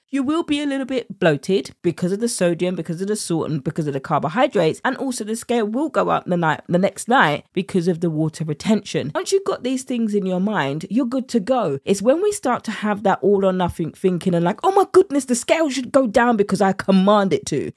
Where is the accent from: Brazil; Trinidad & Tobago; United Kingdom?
United Kingdom; accent: British; my British accent